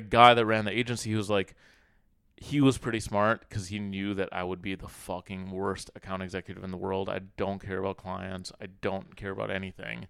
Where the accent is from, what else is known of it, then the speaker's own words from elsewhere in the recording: Minnesota, United States; also born or lived in Cairo, Egypt; now in New York, United States; I grew up in Minnesota